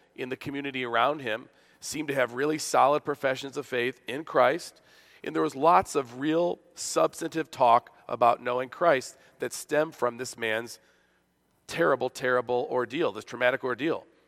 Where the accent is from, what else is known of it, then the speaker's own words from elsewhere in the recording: Buffalo, New York, United States; This is my hometown, as you know, of Buffalo